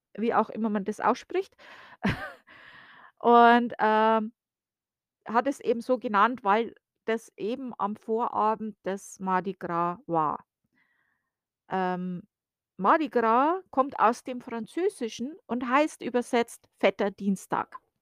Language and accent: German; Bavaria, Germany; now in United States; ich bin ja aus Bayern, wie man ja klar und deutlich hören kann